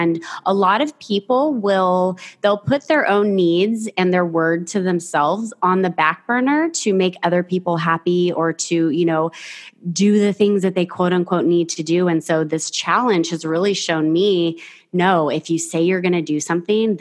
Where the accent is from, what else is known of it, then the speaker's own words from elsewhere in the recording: Fresno, California, United States; also born or lived in San Diego; I grew up in the Central Valley in a place mm-hmm. called Fresno. I lived there until I was 21 years old